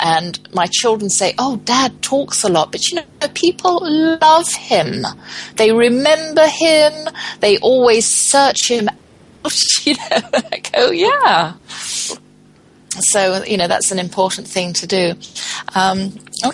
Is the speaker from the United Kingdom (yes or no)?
yes; England, United Kingdom; moved away; I'm from England